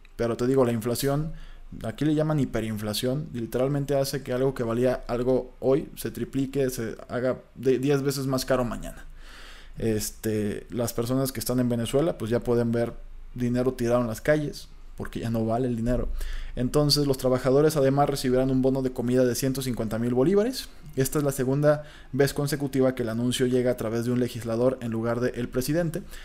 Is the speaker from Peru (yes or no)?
no; Colima, Mexico; yo soy de Colima, entonces en Colima siempre hemos tenido